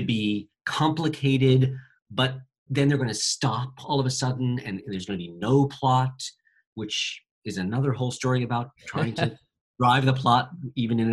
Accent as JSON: {"language": "English", "country": "United States", "said": "I'm speaking as an American stage director who mostly directs for American audiences"}